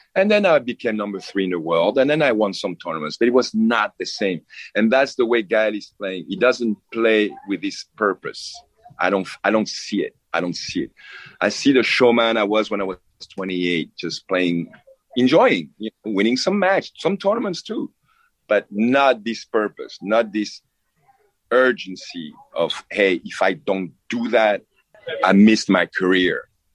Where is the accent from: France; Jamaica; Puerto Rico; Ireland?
France; also born or lived in Cameroon; I come from France, you know? I come from France.